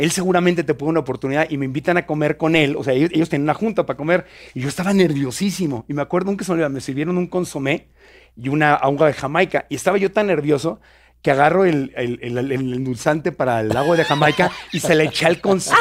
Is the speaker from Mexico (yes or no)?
yes; Tijuana, Baja California, Mexico; moved away as an adult; also born or lived in Mexico City / Ciudad Obregón, Sonora; nací en Tijuana, me trajeron a Ciudad de México y luego me regresé a Tijuana.